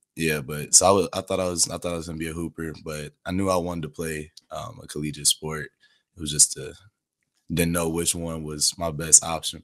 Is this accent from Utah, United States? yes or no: no; Chicago, Illinois, United States; also born or lived in Seattle, Washington / Dallas, Texas; from about seven years old till now, um, we've been here in Chicago